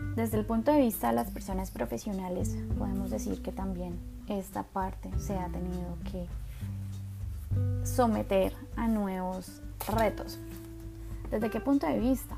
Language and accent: Spanish; Colombia; yo soy de Colombia